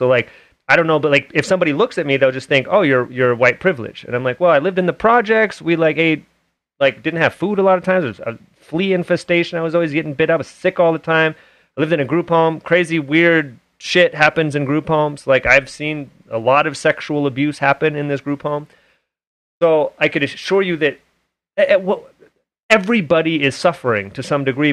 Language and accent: English; Oakland, California, United States; also born or lived in Hayward; now in Utah, United States; I grew up in Hayward and Oakland area in the Bay Area